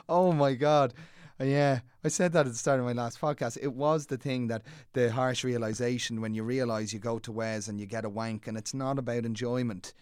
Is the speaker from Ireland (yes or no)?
yes; Dublin, Leinster, Ireland; I grew up in Clontarf